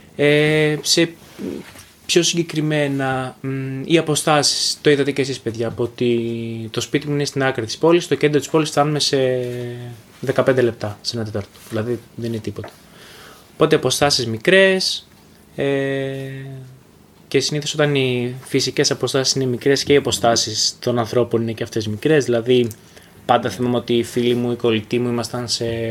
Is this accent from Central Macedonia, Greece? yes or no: no; Xanthi, Eastern Macedonia and Thrace, Greece; also born or lived in Thessaloniki; εγώ γεννήθηκα και μεγάλωσα στην, ε, στην Ξάνθη